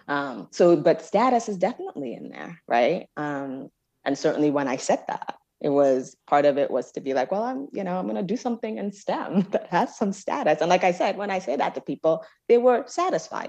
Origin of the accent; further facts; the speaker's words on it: Jos, Plateau, Nigeria; moved away; growing up in Nigeria, I was sort of in a I sort of an un-, unusual educational experience where my parents moved me in sixth grade to an American missionary school